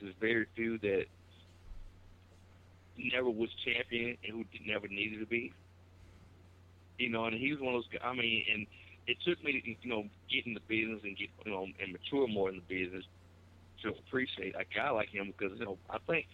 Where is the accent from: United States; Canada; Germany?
United States; Osceola, Arkansas; my hometown, Osceola